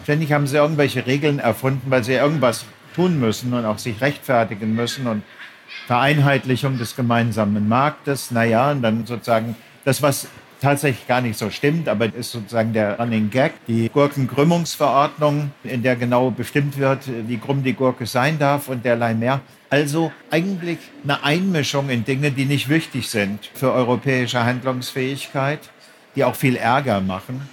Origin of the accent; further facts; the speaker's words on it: Germany; also born or lived in Frankfurt am Main / Bad Nauheim / Berlin; als Deutscher